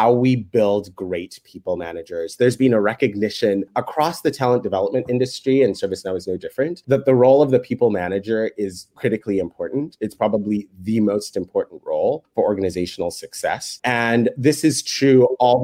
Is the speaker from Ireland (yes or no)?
no; Kenya; moved away as an adult; now in United States; I was born in Kenya